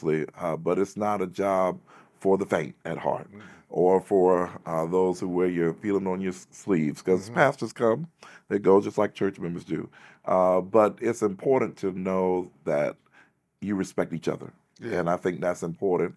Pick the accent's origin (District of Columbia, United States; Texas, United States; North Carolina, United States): North Carolina, United States; I'm from North Carolina